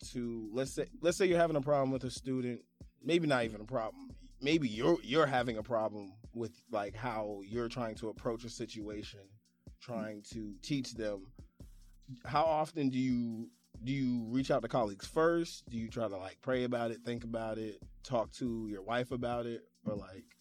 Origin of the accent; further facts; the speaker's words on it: New York City, New York, United States; I'm from Brooklyn